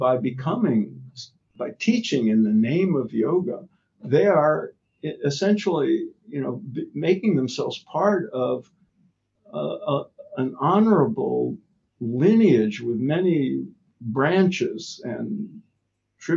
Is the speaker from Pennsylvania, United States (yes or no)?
no; New York, United States; I grew up in New York